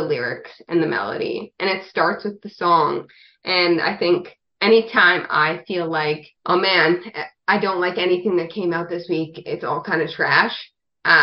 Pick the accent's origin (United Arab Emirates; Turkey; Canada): Canada; moved away as an adult; also born or lived in Nashville; growing up in Canada